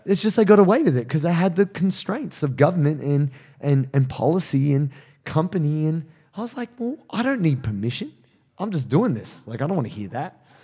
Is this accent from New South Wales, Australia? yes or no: yes; Penrith, New South Wales, Australia; also born or lived in Dubbo; Where I'm from